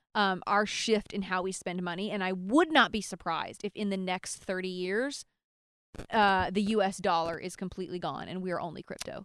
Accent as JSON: {"language": "English", "town": "Nashville", "region": "Tennessee", "country": "United States", "tie": "born or raised there", "moved": "yes", "lives_now": "California, United States", "said": "I'm from Nashville"}